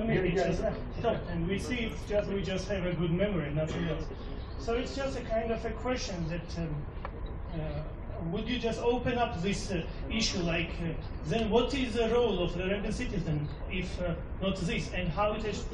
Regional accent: Georgia; I'm personally from Georgia, the country

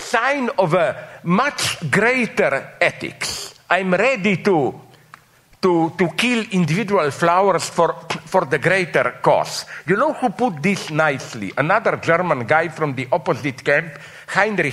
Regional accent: Slovenia; I'm from Slovenia

